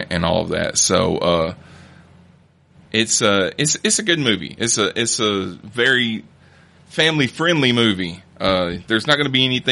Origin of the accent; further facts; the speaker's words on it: rural Alabama, United States; I grew up in Alabama, and I grew up in rural Alabama